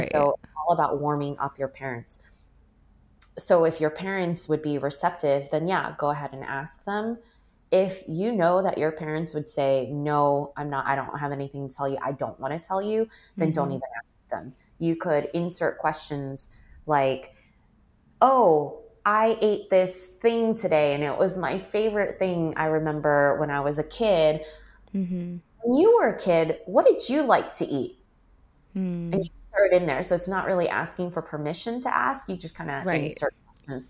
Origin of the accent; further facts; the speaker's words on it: United States; growing up, there was always the sense of I don't really belong in America because people look at me and they don't think I'm American